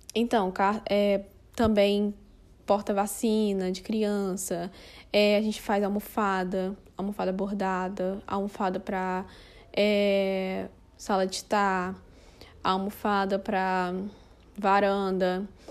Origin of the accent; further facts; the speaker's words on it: Rio de Janeiro, Brazil; moved away as an adult; now in Fortaleza, Brazil; nasci no Rio de Janeiro e faz cinco anos que eu moro aqui em Fortaleza, no Ceará